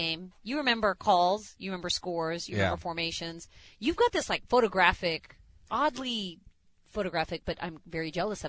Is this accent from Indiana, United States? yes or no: yes; Indianapolis, Indiana, United States; growing up in Indianapolis